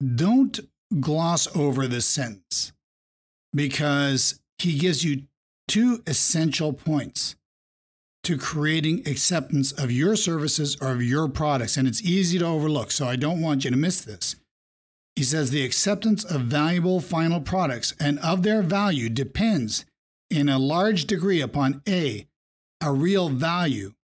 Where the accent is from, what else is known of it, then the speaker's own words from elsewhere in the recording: Vermont, United States; Growing up in Vermont